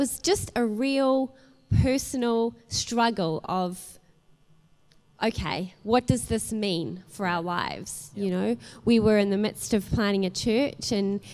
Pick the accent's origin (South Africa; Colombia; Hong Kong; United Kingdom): South Africa; moved away as an adult; also born or lived in New Zealand; I'm not originally from New Zealand, you know, I'm originally from South Africa. And 18 years ago, my family made the move to New Zealand. And at that point, I was a 19-year-old